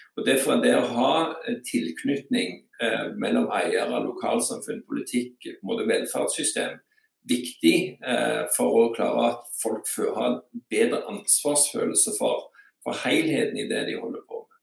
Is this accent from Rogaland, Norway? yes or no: yes; Bryne, Rogaland, Norway; also born or lived in Birmingham, Alabama; da jeg vokste opp på Bryne, eh, på bensinstasjonen i Storgata, da kjente alle hverandre